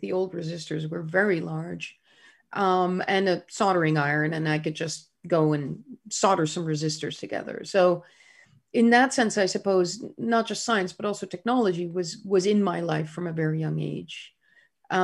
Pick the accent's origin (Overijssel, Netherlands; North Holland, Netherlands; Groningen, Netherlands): Groningen, Netherlands; born there; I was born in 1963 in Groningen in the Netherlands, a small university town in the north of the Netherlands.